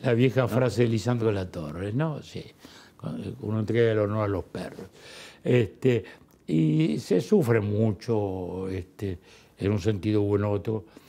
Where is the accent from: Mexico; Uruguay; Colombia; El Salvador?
Uruguay; Montevideo; De chico era, de chico era la playa de Montevideo